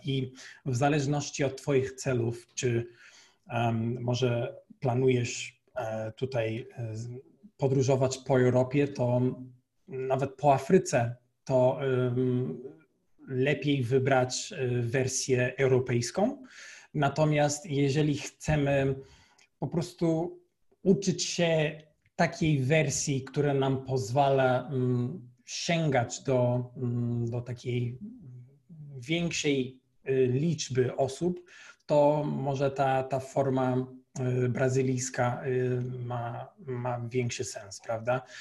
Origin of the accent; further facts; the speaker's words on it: Portugal; Polish is a second language; moved away as an adult; now in Poland; Jestem y, z Portugalii